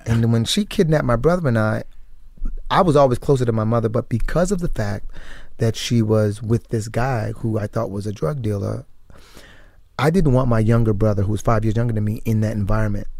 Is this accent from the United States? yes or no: yes; United States; also born or lived in West Indies (family heritage); I'm the first American born in my family.